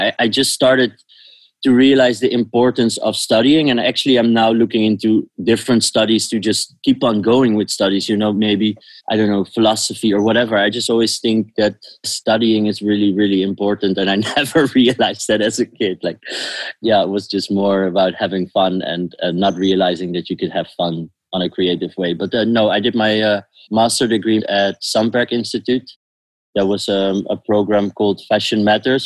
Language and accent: English; The Hague, South Holland, Netherlands; moved away as an adult; now in Amsterdam, Netherlands; I'm born in The Hague